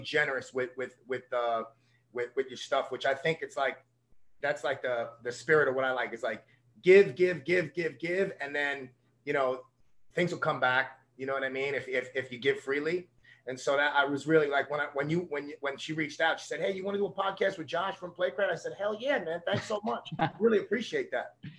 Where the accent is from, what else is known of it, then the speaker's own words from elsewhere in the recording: New York City, New York, United States; I'm from a little neighborhood called Coney Island in, in Brooklyn, New York.